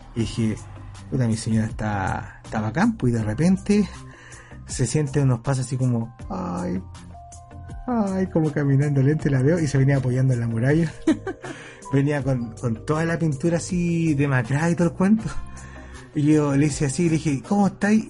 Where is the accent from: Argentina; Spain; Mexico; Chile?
Chile; nosotros como éramos chilenos